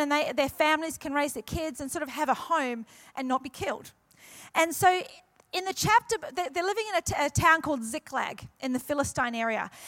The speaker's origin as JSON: {"language": "English", "country": "New Zealand", "also_born_or_lived": "Queensland", "moved": "yes", "lives_now": "New South Wales, Australia", "said": "New Zealand originally, and everyone goes, \"Oh, you're used to the cold,\" and I tell them this is why I moved from New Zealand to Queensland, and then God sent me to New South Wales."}